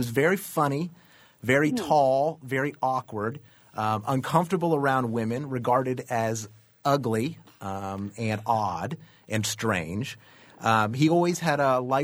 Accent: the South, United States; I am from the South.

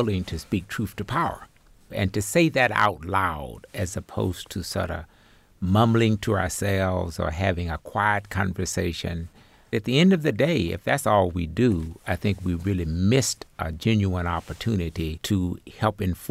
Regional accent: Arkansas Delta, United States; growing up in the Arkansas Delta 60 years ago

